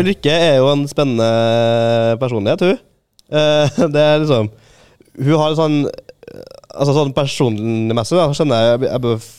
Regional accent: Trondheim, Trøndelag, Norway; also born or lived in Verdalen; jeg er fra Tyholt

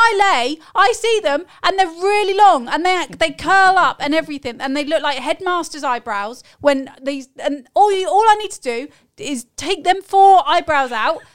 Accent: United Kingdom; moved away as an adult; us as British expats

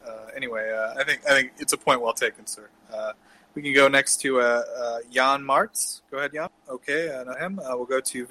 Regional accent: United States; As an American

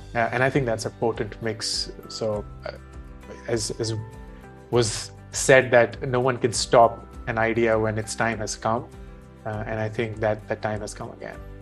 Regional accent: India; growing up in India in the 1980s

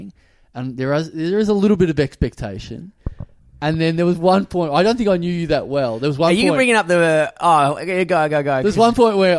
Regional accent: Maryborough, Victoria, Australia; born or raised there; moved away

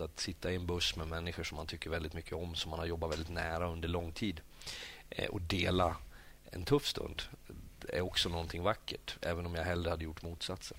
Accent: Sweden; now in Norway; jag som kommer som svensk

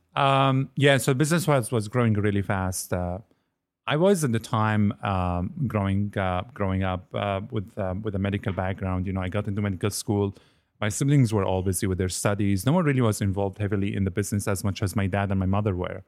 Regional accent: Damascus, Damascus Governorate, Syria; moved away as an adult; also born or lived in Lebanon; now in Nova Scotia, Canada; I was born in the beautiful city of Damascus

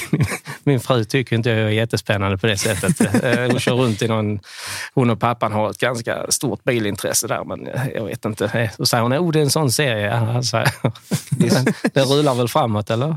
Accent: Skåne, Sweden; now in Varberg, Sweden; Jag är skåning

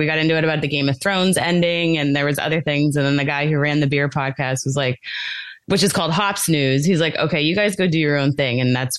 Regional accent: Fort Lauderdale, Florida, United States; moved away as an adult; now in Orlando, United States; I've been in Orlando about 12 years, but I've lived in Florida my whole life. So okay. My husband and I grew up in Fort Lauderdale.

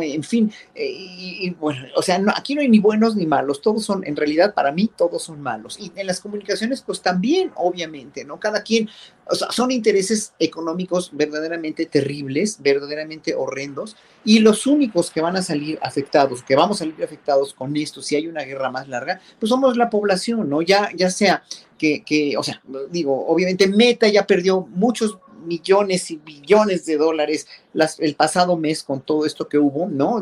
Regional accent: Mexico; como pueblo mexicano

